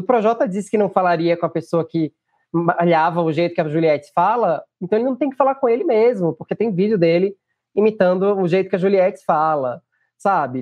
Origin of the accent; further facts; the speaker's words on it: Northeast Region, Brazil; Eu sou nordestino.